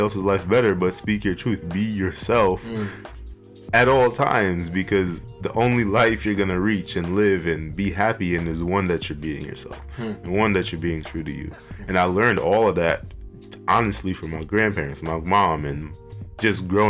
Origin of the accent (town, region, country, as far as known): New York City, New York, United States; born or raised there; also born or lived in Trinidad / Bronx, New York